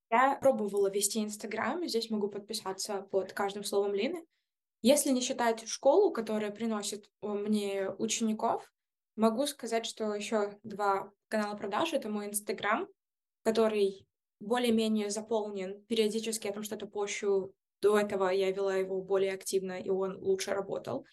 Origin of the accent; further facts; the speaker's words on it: Belarus; я из Беларуси